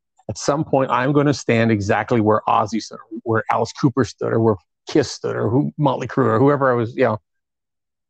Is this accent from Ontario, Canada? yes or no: yes; Toronto, Ontario, Canada; I'm from Toronto